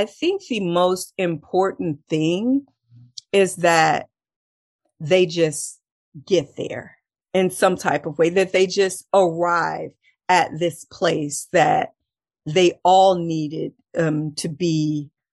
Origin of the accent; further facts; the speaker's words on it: Texas, United States; I'm from Texas